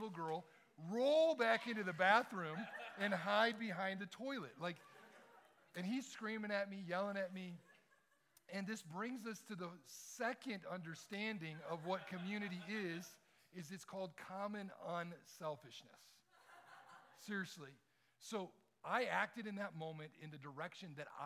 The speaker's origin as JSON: {"language": "English", "town": "Detroit", "region": "Michigan", "country": "United States", "tie": "born or raised there", "moved": "yes", "said": "I grew up in Detroit"}